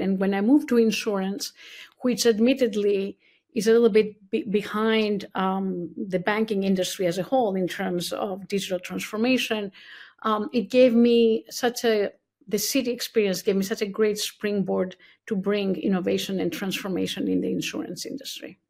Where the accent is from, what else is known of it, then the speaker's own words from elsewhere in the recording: Athens, Attica, Greece; moved away as an adult; also born or lived in California; now in New York City, United States; I was born and raised in Athens, Greece